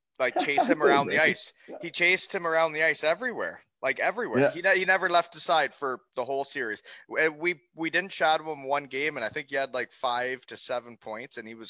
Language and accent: English; Elmira, Ontario, Canada; Oh, if you listen to the pods, I'm from Elmira.